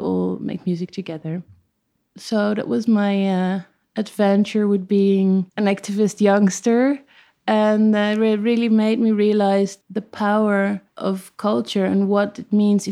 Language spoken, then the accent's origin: English; The Hague, South Holland, Netherlands; moved away as an adult; also born or lived in Amsterdam / Ilpendam; then I moved to The Hague, and I've lived there until I was 18